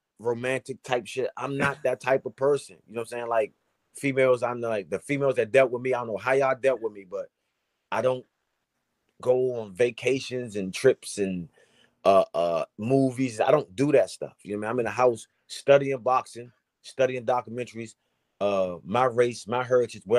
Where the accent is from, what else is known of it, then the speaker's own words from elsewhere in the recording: Washington, District of Columbia, United States; here in D.C. in front of my hometown.